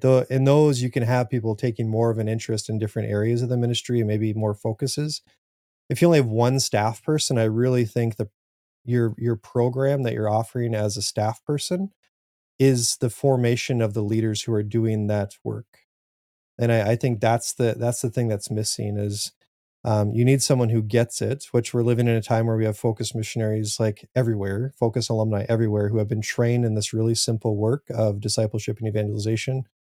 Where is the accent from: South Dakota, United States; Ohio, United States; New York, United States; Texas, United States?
South Dakota, United States; I'm from South Dakota. Farming is huge.